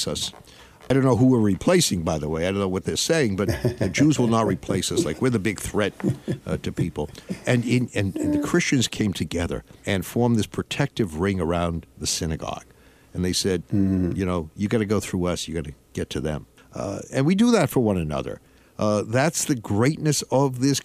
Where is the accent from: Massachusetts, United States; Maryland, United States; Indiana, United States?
Massachusetts, United States; I grew up in Massachusetts